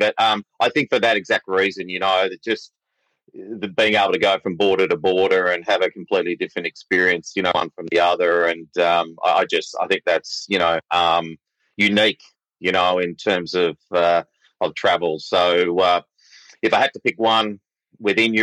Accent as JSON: {"language": "English", "town": "Sydney", "region": "New South Wales", "country": "Australia", "moved": "as an adult", "lives_now": "Victoria, Australia", "said": "I'm originally from Sydney."}